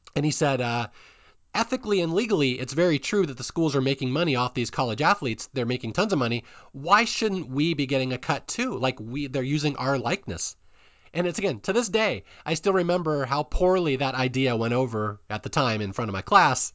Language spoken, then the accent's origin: English; Seattle, Washington, United States; I'm from Seattle.